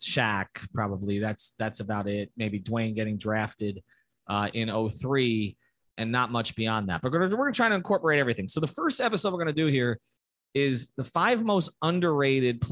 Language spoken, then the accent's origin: English; New York, United States; moved away; I'm from New York